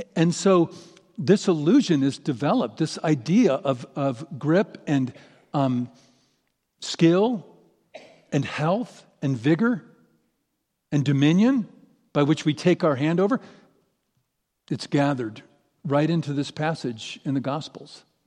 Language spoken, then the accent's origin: English; St. Louis, Missouri, United States; moved away as an adult; now in Boise, United States; I grew up in Saint Louis. I lived in Saint Louis for thirty years